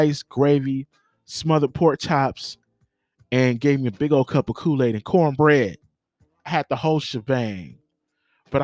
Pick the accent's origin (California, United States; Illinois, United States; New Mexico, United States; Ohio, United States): California, United States; Los Angeles; I grew up in Watts. You know what I'm saying? The great city of Watts